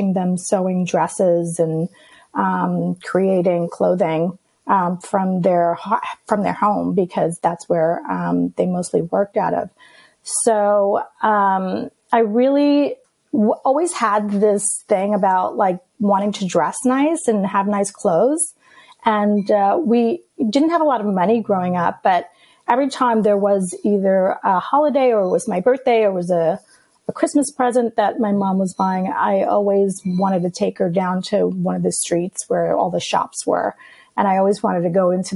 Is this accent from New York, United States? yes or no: yes; New York City, New York, United States; first language Greek; English is a second language; I grew up in Queens, in Astoria, New York